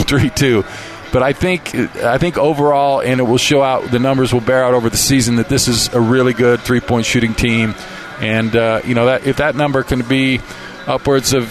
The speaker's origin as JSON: {"language": "English", "region": "Utah", "country": "United States", "tie": "born or raised there", "also_born_or_lived": "South Jordan, Utah", "said": "I grew up in Utah County. That's where my heart is"}